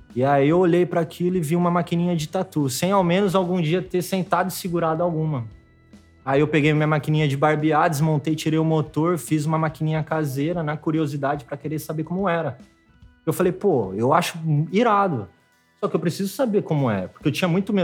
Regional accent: Itirapina, interior of São Paulo, Brazil; moved away as an adult; also born or lived in Piracicaba; now in Rio de Janeiro, Brazil; Sou do interior né? de São Paulo, bem interior, né? É, antes de vir para o Rio, eu estava morando em Piracicaba, mas eu ainda sou um pouquinho mais

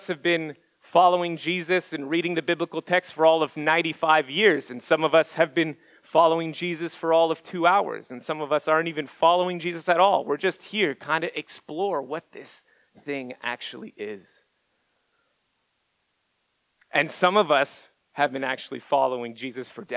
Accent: Montreal, Quebec, Canada; moved away as an adult; now in Orlando, United States; I'm from Montreal

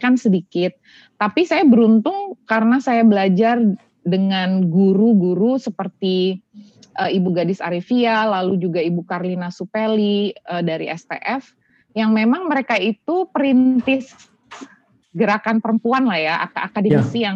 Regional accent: Denpasar, Bali, Indonesia; born or raised there; moved away

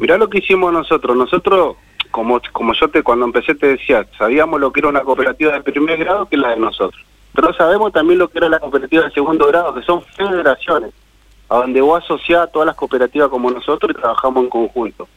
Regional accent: Almirante Brown, Buenos Aires Province, Argentina; moved away; also born or lived in Córdoba; para Buenos Aires, donde yo nací en Almirante Verón

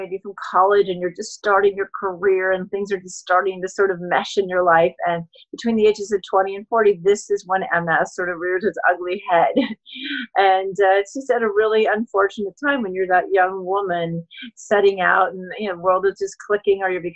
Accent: Colorado, United States; now in California, United States; I grew up in Colorado

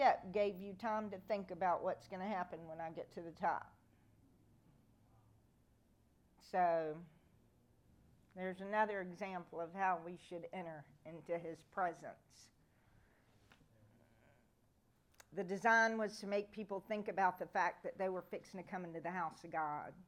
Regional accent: United States; us as American Christians

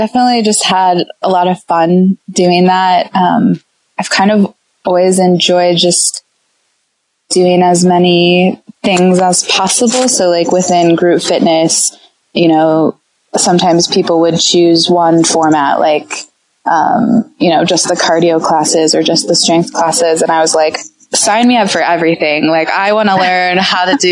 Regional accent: Iowa, United States; I grew up in Iowa.

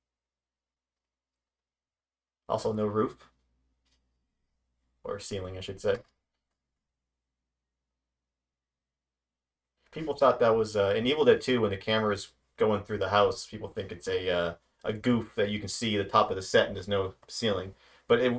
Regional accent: East Coast, United States; moved away; I grew up on the East Coast, so we had basements

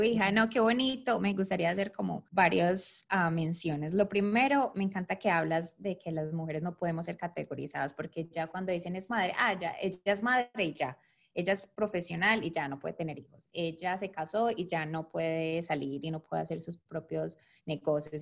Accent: Medellín, Antioquia, Colombia; now in Detroit, United States; yo nací en Colombia y obviamente al aprender inglés aquí, mi acento es muy fuerte

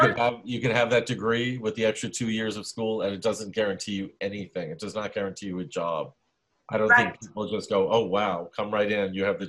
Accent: New York City, New York, United States; also born or lived in Lower East Side, Manhattan; I was born in the Lower East Side, but when I was a kid, a little 1.5 years old, my parents and I moved to Bensonhurst, Brooklyn. Mm-hmm. Grew up there, old school Italian-American macho neighborhood.

